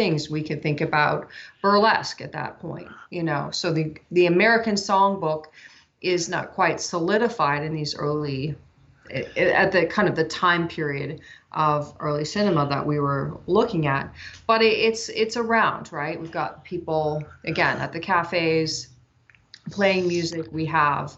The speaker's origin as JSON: {"language": "English", "country": "Canada", "tie": "born or raised there", "moved": "yes", "lives_now": "West Coast, United States", "said": "I'm from Canada, but I live out in the West Coast now"}